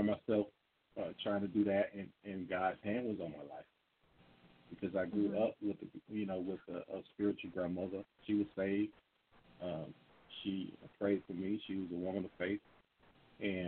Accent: Atlanta, Georgia, United States; I'm from Atlanta, and I grew up here

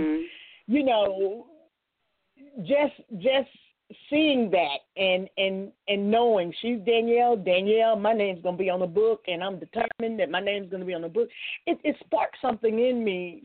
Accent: Shreveport, Louisiana, United States; I grew up in Shreveport, Louisiana

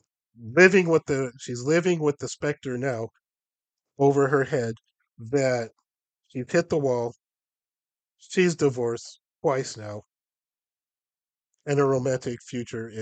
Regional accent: Los Angeles, California, United States; there's one neighborhood in LA where all of that comes together, and that's where I grew up.

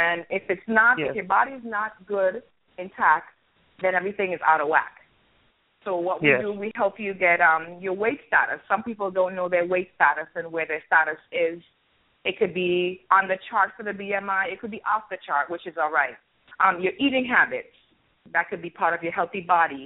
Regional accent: U.S. Virgin Islands; being actually born and raised in St. Thomas by two Antiguan parents

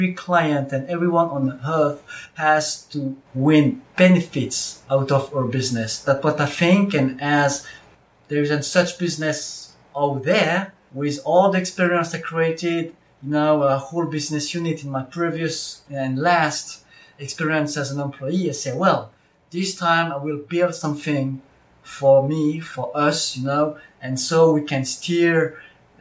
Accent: France; I'm born in France in 1985

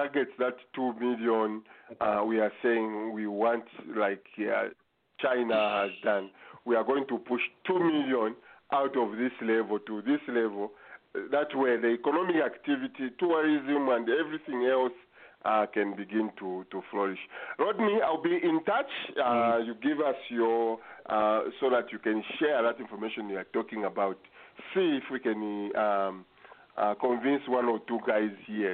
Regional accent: Kitwe, Copperbelt Province, Zambia; moved away; I was born in Kitwe, raised up in Kitwe

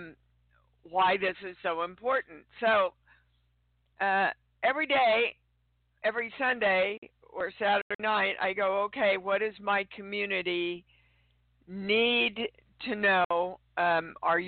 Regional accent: Midwest, United States; also born or lived in Kansas City, Kansas / St. Joseph, Missouri; I am coming to you from almost my hometown. I'm in Kansas City, Kansas, but right now I'm in St. Joe doing a convention

